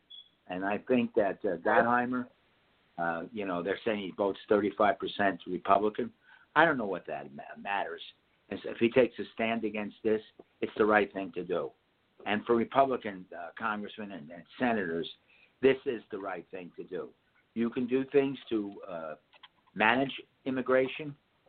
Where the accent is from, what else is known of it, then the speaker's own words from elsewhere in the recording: Palisades Park, New Jersey, United States; also born or lived in Ridgefield, New Jersey; I grew up in Palisade Park, one of the first places I lived. They were all Italians